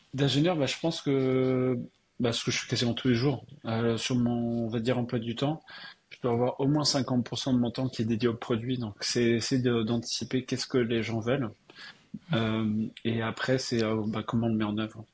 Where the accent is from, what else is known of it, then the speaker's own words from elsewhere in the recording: Strasbourg, Grand Est, France; moved away as an adult; also born or lived in Colmar / Paris / California / Montreal; je suis né à Strasbourg. Euh, j'ai fait euh, une grosse partie de mes études euh, en Alsace.